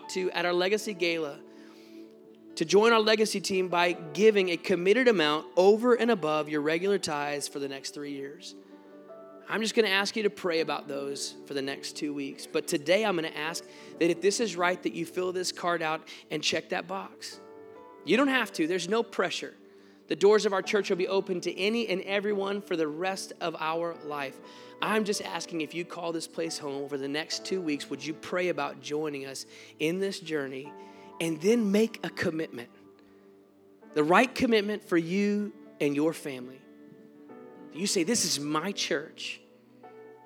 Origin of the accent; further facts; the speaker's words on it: Texas, United States; moved away; I'm from Texas